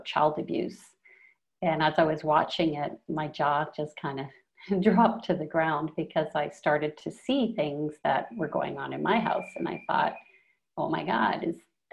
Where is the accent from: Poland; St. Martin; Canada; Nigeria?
Canada; now in Colombia; I'm from Canada originally